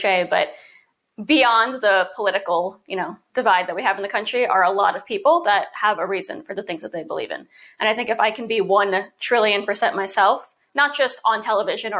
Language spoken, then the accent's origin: English; New York City, New York, United States; I was born and raised in New York City